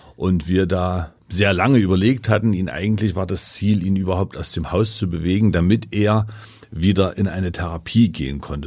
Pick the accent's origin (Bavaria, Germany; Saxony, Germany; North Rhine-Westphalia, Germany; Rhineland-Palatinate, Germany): Saxony, Germany; Leipzig; ich komme aus Leipzig, ja. also bin im Osten sozialisiert